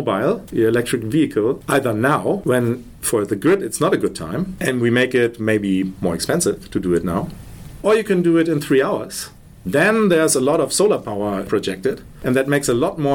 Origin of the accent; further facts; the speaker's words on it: Germany; We're from Germany.